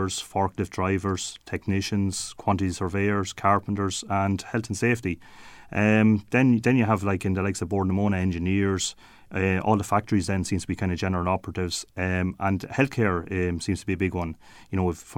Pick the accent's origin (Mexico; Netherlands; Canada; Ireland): Ireland; Ferbane, County Offaly; I grew up in Forban myself